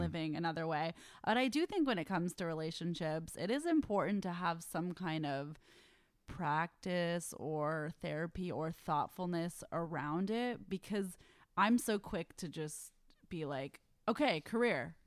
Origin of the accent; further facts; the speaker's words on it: Bay Area, California, United States; I'm from the Bay Area